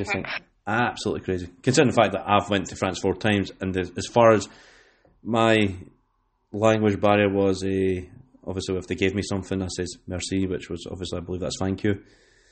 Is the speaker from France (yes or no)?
no; West Lothian, Scotland, United Kingdom; where I'm from is West Lothian, which is pretty central